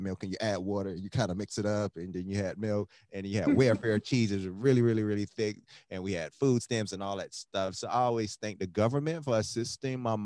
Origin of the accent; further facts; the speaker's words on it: Miami, Florida, United States; I'm from Miami, Florida, so we couldn't afford to go anywhere